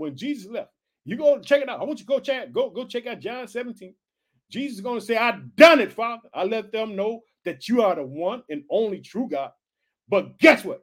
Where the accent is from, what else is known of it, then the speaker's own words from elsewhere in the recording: Illinois, United States; We're heard in Illinois, which is my home state. I reside in the city of Chicago